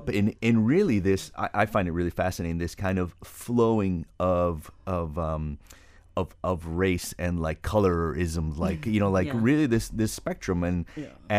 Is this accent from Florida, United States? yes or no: yes; Miami, Florida, United States; because growing up in Miami, that's not really.